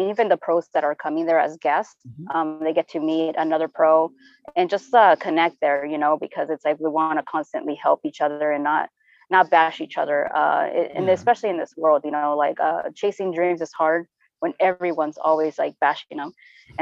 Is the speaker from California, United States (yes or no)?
yes; San Diego, California, United States; I was born and raised in San Diego and in Barrio Logan